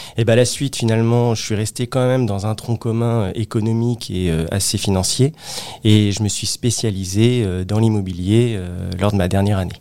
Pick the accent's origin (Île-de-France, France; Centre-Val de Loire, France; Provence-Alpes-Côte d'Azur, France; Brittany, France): Île-de-France, France; Créteil; je suis originaire euh, de la région parisienne, plus précisément euh, de la ville de Créteil